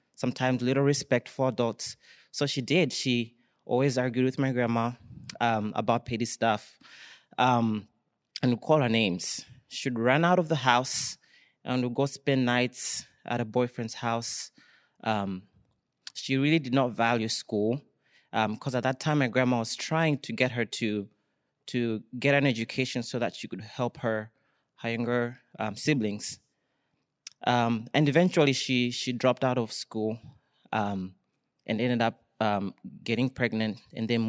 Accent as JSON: {"language": "English", "country": "Malawi", "tie": "born or raised there", "moved": "yes", "said": "it's growing up in my household back home in in Malawi. For those who don't know, I'm from Malawi"}